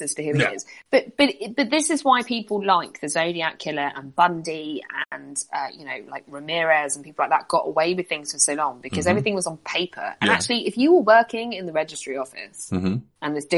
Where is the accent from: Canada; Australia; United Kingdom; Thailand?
United Kingdom; We're British.